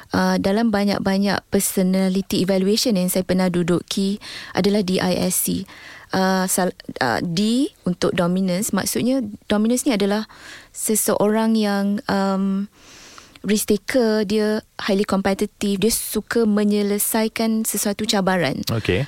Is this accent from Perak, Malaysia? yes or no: no; Melaka, Malacca, Malaysia; also born or lived in Muar, Johor / United Kingdom; saya ni orang Melaka.